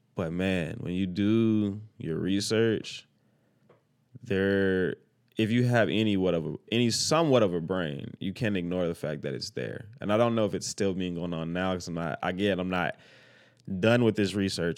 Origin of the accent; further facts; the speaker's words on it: El Dorado, Arkansas, United States; also born or lived in Orlando, Florida; I'm from El Dorado, Arkansas